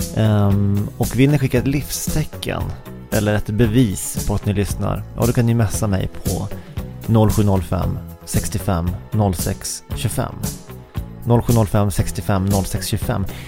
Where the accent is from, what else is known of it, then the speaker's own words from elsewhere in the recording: Sweden; Som svensk